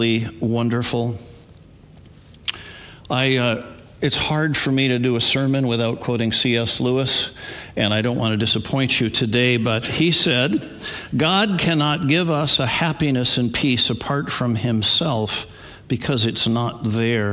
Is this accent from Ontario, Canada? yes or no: no; Edmonton, Alberta, Canada; also born or lived in Wisconsin, United States; When I was 7, moved to Edmonton, Alberta, Canada